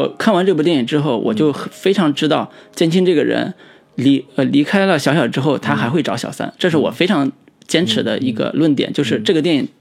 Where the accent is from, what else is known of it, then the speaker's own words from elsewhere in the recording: China; 我们中国人